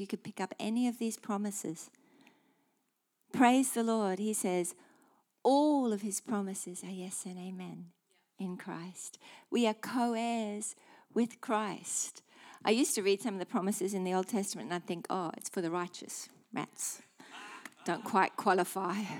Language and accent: English; Australia; being Aussie